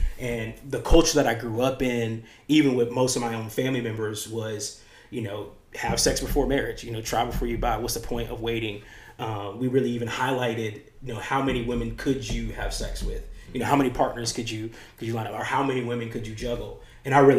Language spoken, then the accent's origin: English; United States; the apples that I grew up eating in America